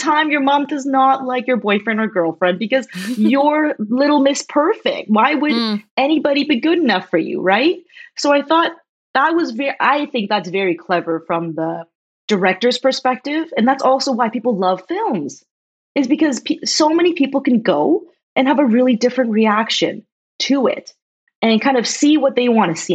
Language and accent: English; just outside Toronto, Ontario, Canada; also born or lived in China; I'm a Chinese Canadian that was born in China and I came to Canada when I was six. And I grew up just outside Toronto in a small town.